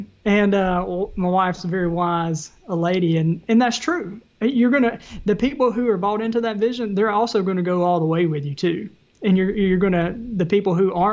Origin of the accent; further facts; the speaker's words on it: the South, United States; accent: Southern; my Southern accent.